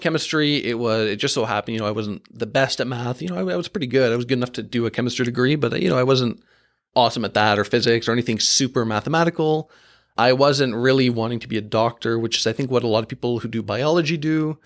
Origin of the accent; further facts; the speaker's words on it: Markham, Ontario, Canada; I grew up in Markham in that, uh, suburb of Toronto